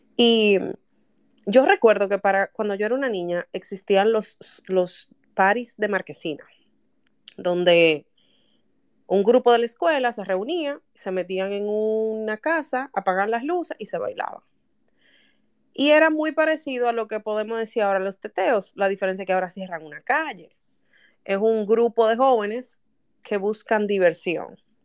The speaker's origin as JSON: {"language": "Spanish", "town": "Santo Domingo", "region": "Distrito Nacional", "country": "Dominican Republic", "tie": "born or raised there", "said": "Yo nací en La Ciénaga. En el barrio La Ciénaga yo nací."}